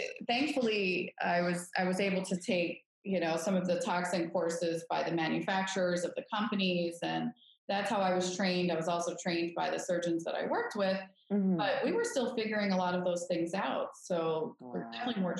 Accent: Detroit, Michigan, United States; I am originally from Detroit, Michigan. I was born and raised in a small town called Corktown in sort of the downtown area of Detroit.

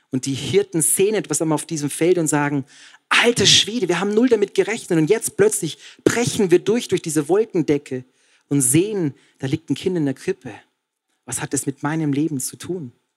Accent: Passau, Bavaria, Germany; ich war in Passau in meiner Heimat

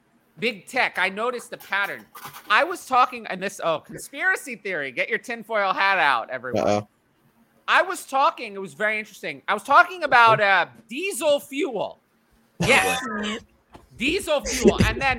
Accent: New York City, New York, United States; I'm from New York City.

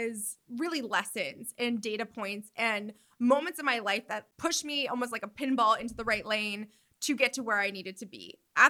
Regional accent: New York, United States; moved away as an adult; now in Los Angeles, United States; I live in New York. I'm a New Yorker. Like, this is who I am

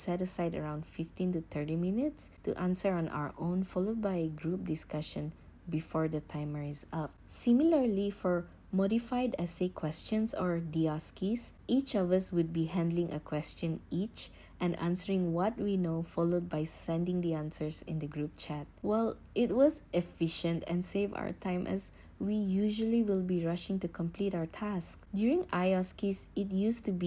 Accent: Johor Bahru, Johor, Malaysia; moved away; my schooling days in Johor Bahru, which is my hometown

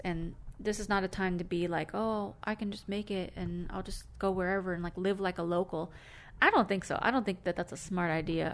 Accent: California, United States

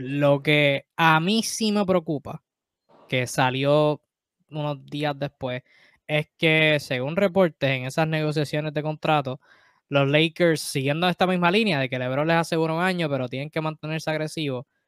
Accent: Puerto Rico; nosotros boricuas

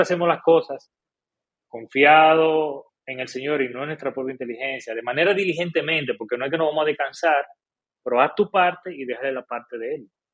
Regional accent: Dominican Republic; como buen dominicano

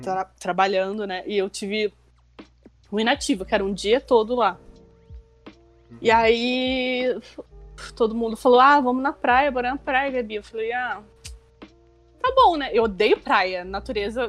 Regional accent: Rio de Janeiro, Brazil; eu venho do Rio de Janeiro, eu pego Japeri

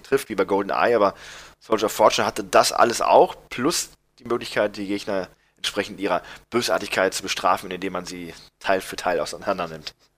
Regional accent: Germany; bei uns in Deutschland

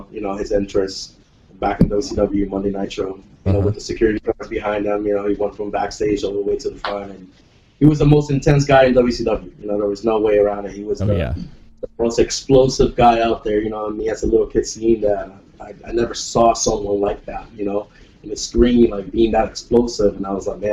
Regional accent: Puerto Rico; I'm from Puerto Rico

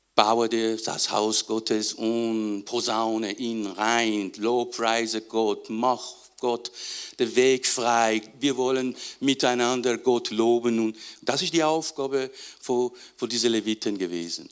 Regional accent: Iran; moved away; ich aus dem Iran

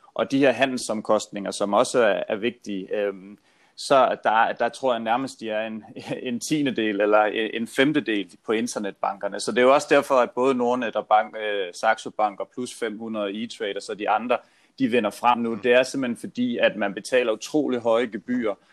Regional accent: Funen, Southern Denmark, Denmark; moved away; jeg er jo Fynbo

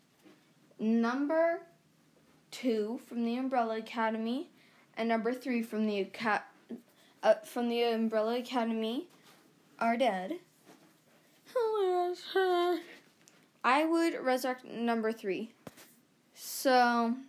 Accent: Canada; I'm Canadian

